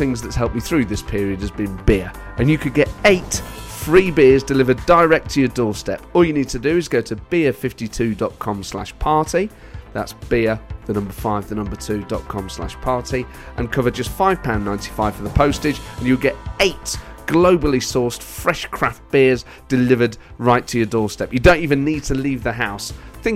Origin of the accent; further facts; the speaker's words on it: Nottingham, East Midlands, United Kingdom; I was born in 82, grew up in the inner city of Nottingham.